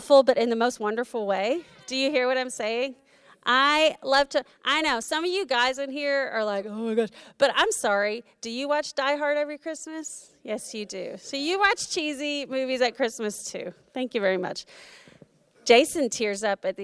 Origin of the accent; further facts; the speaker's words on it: Florida, United States; moved away; we went to my hometown in Florida